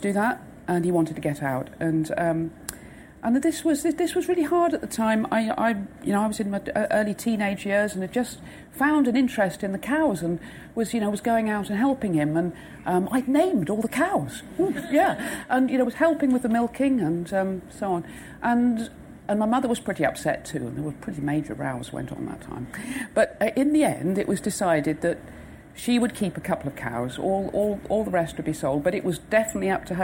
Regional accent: West Devon, South West England, United Kingdom; now in Wales, United Kingdom; I was brought up in the West Devon

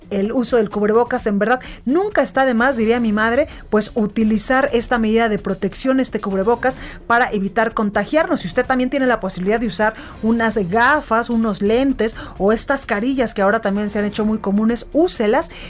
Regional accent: Guadalajara, Jalisco, Mexico; now in Mexico City, Mexico; en Guadalajara, Jalisco, en mi tierra

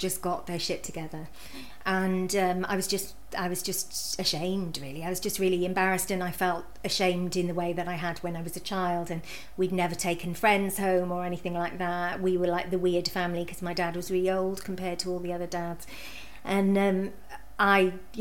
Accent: United Kingdom; moved away; about 50 minutes from where I grew up

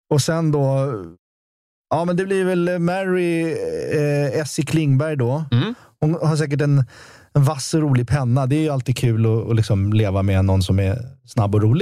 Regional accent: Sweden; jag är uppväxt i Sverige

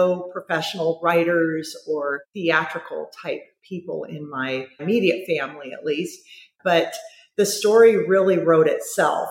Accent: Huntington Beach, California, United States; also born or lived in San Diego, California; grew up in San Diego, good old, you know, American, large Catholic family. Moved up to the Huntington Beach area when I was about 6 or 7 years old.

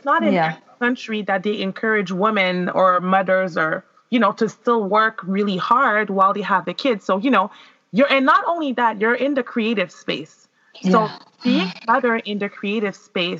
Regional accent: Montreal, Quebec, Canada; I was born and raised in Montreal

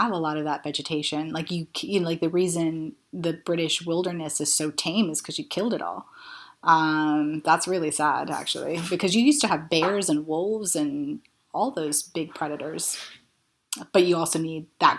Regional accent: Florida, United States; now in London, United Kingdom; I grew up in Florida

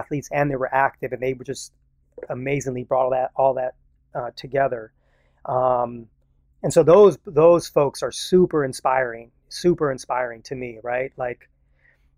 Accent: San Jose, California, United States; when I grew up in San Jose in this all Mexican neighborhood

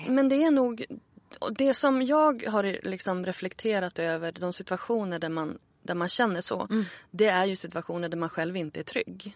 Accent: Örnsköldsvik, Västernorrland County, Sweden; moved away; also born or lived in Stockholm; Jag flyttade ju tillbaka till Örnsköldsvik där jag är född för ett år sedan ungefär. Mm. Efter att ha bott i Stockholm i 12 år

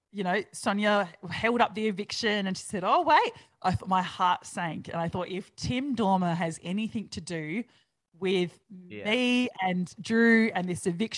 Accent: New Zealand; now in Australia; I'm Kiwi

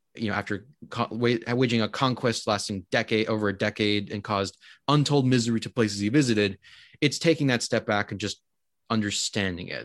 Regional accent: United States; also born or lived in Winnipeg, Canada; as an American, we don't, we don't really have the great ruins

